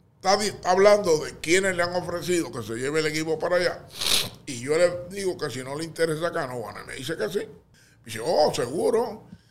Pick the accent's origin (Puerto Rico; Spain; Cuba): Puerto Rico; Canóvanas; also born or lived in Santurce; Yo soy de Canóvara